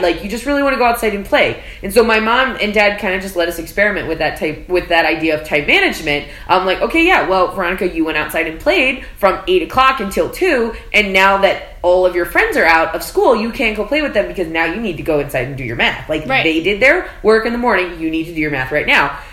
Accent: South Texas, United States; moved away as an adult; now in New York City, United States; I am from South Texas and I was homeschooled.

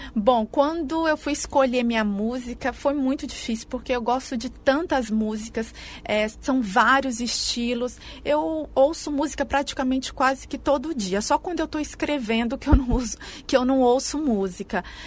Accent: Mogi Mirim, São Paulo, Brazil; moved away as an adult; also born or lived in Caconde, Brazil; now in Tocantins, Brazil; eu sou do interior de São Paulo, é, de uma cidadezinha que chama Caconde, bem do interior de São Paulo, mas morei a minha vida inteira em Mojimirim, que é muito próximo a Campinas

